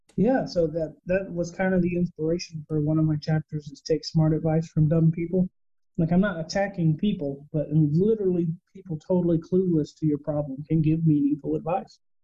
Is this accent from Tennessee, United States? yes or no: no; Texas, United States; I am born and raised in Texas, where Spanish is a part of our daily lives